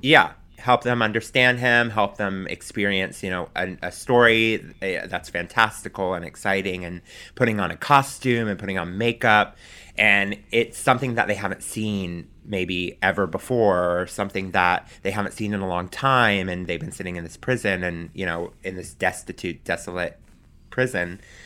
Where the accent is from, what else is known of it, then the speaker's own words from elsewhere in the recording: Pensacola, Florida, United States; moved away as an adult; also born or lived in Alabama; now in New York, United States; my parents who had moved from my hometown of Pensacola